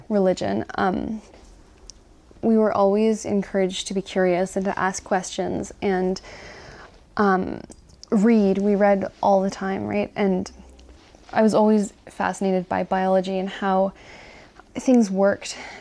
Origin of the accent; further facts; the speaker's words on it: Ontario, Canada; I am from Ontario, and I was raised in a family